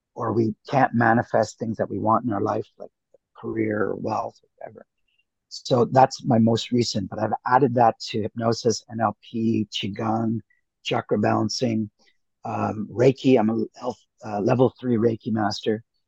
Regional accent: Canada; also born or lived in India / Toronto / United States; I did most of my growing up in Canada, a little bit in the states

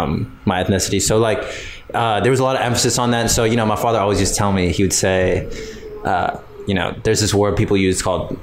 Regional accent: Bethesda, Maryland, United States; also born or lived in Washington, D.C. / Silver Spring, Maryland; My parents are from Eritrea. I was born here in Washington, D.C. I actually ended up moving to Bethesda, mm-hmm. after living in Silver Spring for some time.

